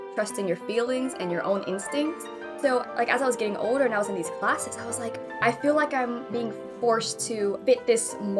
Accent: Dallas, Texas, United States; I grew up in Dallas, Texas

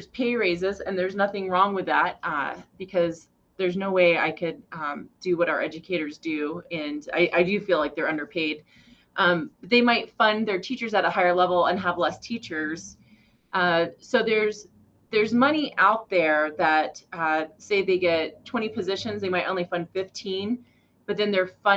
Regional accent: Goshen, Wyoming, United States; now in Cheyenne, United States; I came from Goshen

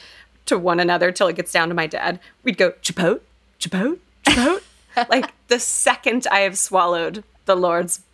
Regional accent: Texas, United States; growing up in Texas.

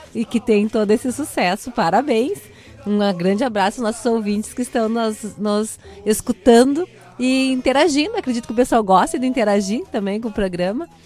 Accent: Santa Rosa, Rio Grande do Sul, Brazil; eu sou de Santa Rosa, e lá nós tínhamos uma rádio educativa

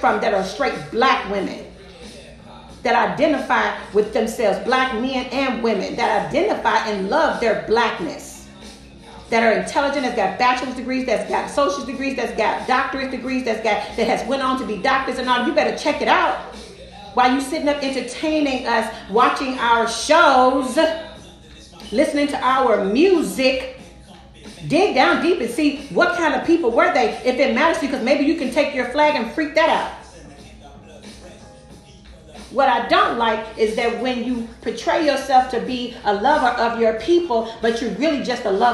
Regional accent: St. Louis, Missouri, United States; I grew up in the Vines Projects on this American soil, right here, right there in St. Louis, Missouri, in the projects

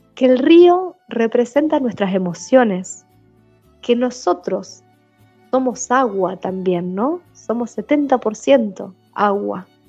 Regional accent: Paraná, Entre Ríos, Argentina; Yo nací en Paraná, en Entre Ríos

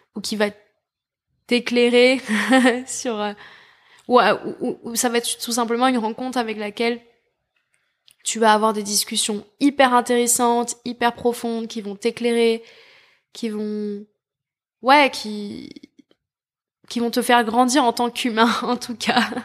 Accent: France; en tant que Français

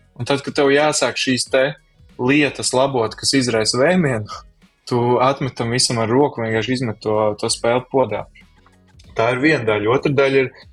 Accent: Kuldīga, Kuldīga Municipality, Latvia; es nāku no Kuldīgas

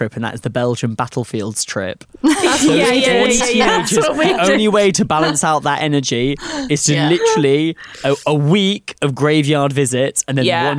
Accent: Gloucestershire, South West England, United Kingdom; Up in Gloucestershire.

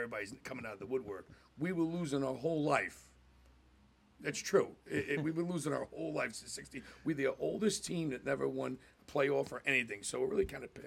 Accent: New Jersey, United States; We came from North Jersey

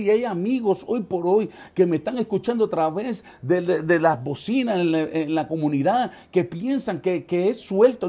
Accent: New York City, New York, United States; en el año 1976 en la ciudad de Manhattan eh, eh, eh, nació

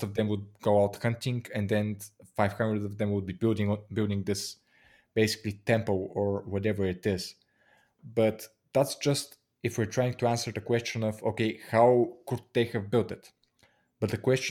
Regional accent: Bulgaria

